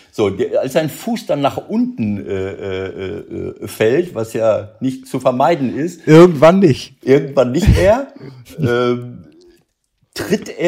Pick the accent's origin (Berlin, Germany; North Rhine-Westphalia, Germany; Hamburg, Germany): North Rhine-Westphalia, Germany; Mönchengladbach; Äh, und ich denke, jawohl, Spiel gedreht, Mönchengladbach, mein Heimatort.